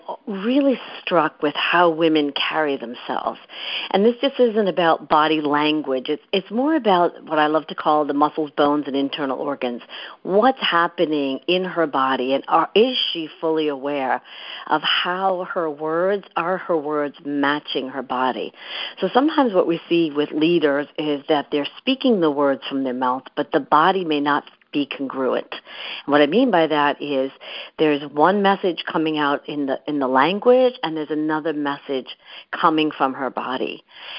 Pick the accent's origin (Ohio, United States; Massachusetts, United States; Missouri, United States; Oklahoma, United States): Massachusetts, United States; Boston; moved away as an adult; also born or lived in San Francisco; now in New York City, United States; I grew up in the Massachusetts area, in the Boston area